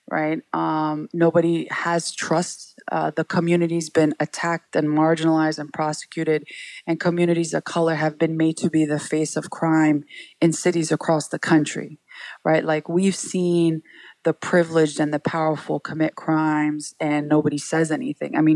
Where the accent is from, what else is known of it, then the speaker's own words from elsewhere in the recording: New York City, New York, United States; We all grew up, my siblings and I, in Sunset Park, Brooklyn